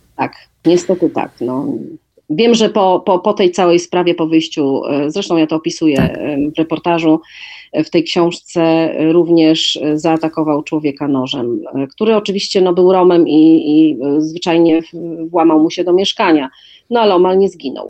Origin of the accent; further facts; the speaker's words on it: Wrocław, Lower Silesian Voivodeship, Poland; moved away as an adult; also born or lived in Warsaw; Wrocław z bardzo prostej przyczyny, a mianowicie jest to moje rodzinne miasto.